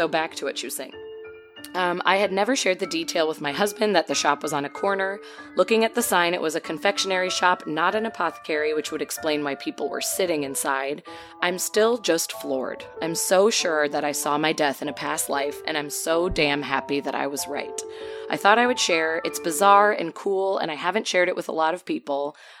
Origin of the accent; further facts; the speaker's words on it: Canada; since it looked like King Street and I am Canadian.